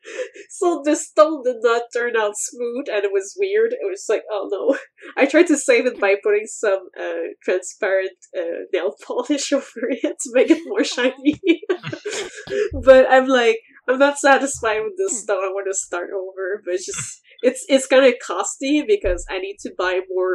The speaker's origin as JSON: {"language": "English", "town": "Montreal", "region": "Quebec", "country": "Canada", "said": "I'm actually from Montreal"}